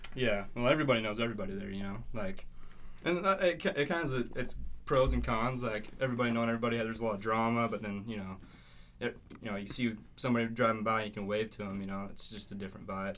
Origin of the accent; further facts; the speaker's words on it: Dingle, Idaho, United States; I grew up in a little town called Dingle, actually, outside of Montpelier